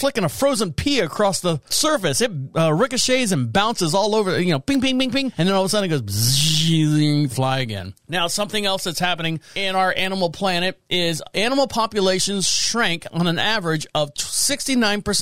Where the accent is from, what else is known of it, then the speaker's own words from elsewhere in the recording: Orlando, Florida, United States; moved away as an adult; now in North Carolina, United States; I'm from Florida, born and raised in Orlando